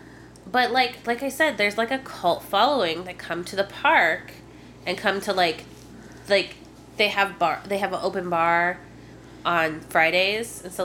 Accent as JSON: {"language": "English", "region": "Midwest", "country": "United States", "also_born_or_lived": "Indiana", "moved": "yes", "said": "I'm from the Midwest, and I hate the Midwest."}